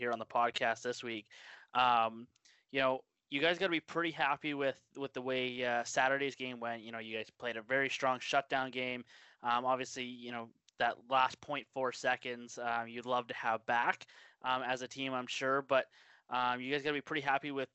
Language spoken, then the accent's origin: English; Penticton, British Columbia, Canada; You're in my hometown where I grew up.